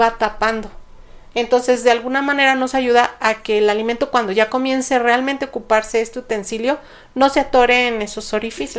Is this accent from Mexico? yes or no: yes; Mexico; como cultura mexicana